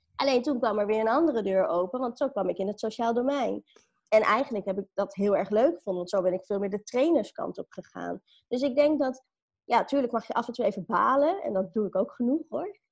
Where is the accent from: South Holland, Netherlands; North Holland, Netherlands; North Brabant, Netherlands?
North Holland, Netherlands; Amstelveen; also born or lived in Sri Lanka; ik ben opgegroeid in Amstelveen